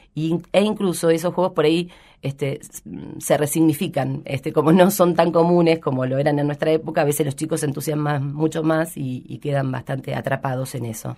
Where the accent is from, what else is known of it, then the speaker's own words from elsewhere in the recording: Rojas, Buenos Aires Province, Argentina; now in Rosario, Argentina; hace muchísimos años que vivo acá, pero yo soy de Rojas, que es una ciudad pequeña de la provincia de Buenos Aires